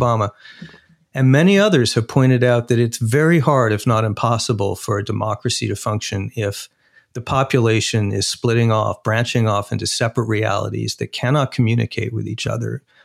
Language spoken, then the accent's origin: English; Arizona, United States; my home state, Arizona